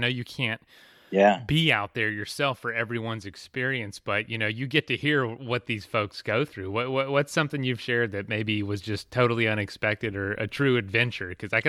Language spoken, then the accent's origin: English; Florida, United States; I grew up in Florida